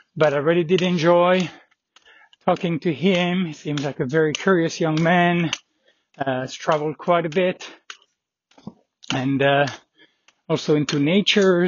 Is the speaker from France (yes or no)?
yes; France; being from France